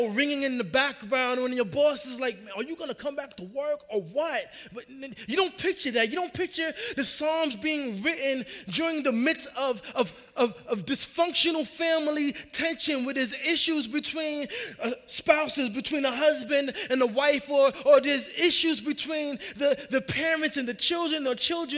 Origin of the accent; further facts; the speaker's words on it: New York, United States; now in Arizona, United States; I grew up in New York